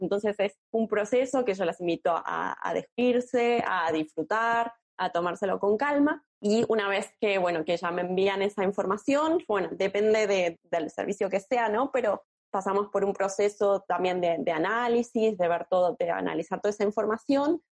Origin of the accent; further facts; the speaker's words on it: Argentina; moved away as an adult; now in Barcelona, Spain; soy argentina también, vivo en Barcelona hace unos cinco años